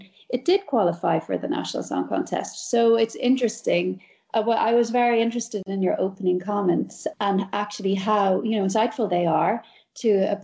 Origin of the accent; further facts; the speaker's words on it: Ireland; as an Irish woman